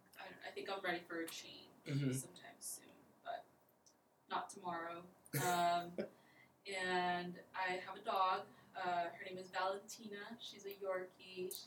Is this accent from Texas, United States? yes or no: yes; Laredo, Texas, United States; moved away as an adult; now in San Antonio, United States; I'm not from San Antonio. I'm actually from Laredo, Texas. It's about 2.5 hours away from San Antonio. I moved here a few years ago to attend UTSA